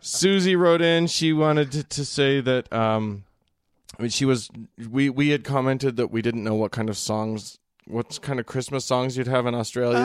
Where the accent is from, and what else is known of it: United States